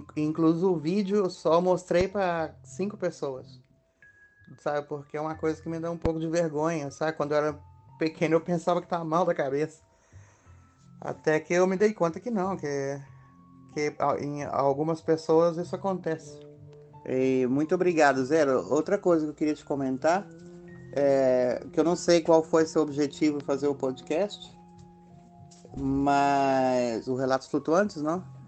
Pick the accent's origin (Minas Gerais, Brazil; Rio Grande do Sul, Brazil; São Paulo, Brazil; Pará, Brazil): Minas Gerais, Brazil; moved away as an adult; now in Spain; sou natural de Minas Gerais e faz mais de 20 anos moro na Europa